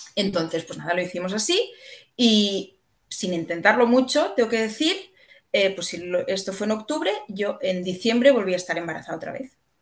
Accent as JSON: {"language": "Spanish", "region": "Catalonia", "country": "Spain", "said": "soy catalana"}